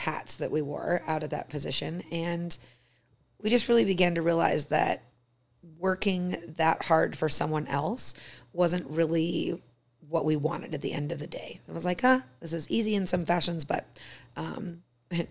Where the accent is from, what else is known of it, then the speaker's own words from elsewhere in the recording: Arizona, United States; now in Sheridan, United States; me growing up in Arizona